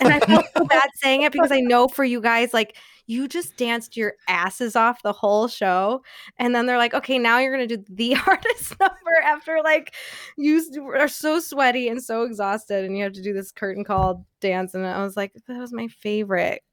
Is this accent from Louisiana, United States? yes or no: no; New York, United States; SUNY school, I'm from New York